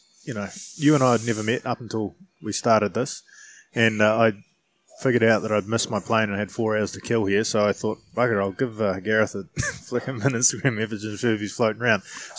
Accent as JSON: {"language": "English", "country": "New Zealand", "tie": "born or raised there", "said": "most of us growing up in New Zealand"}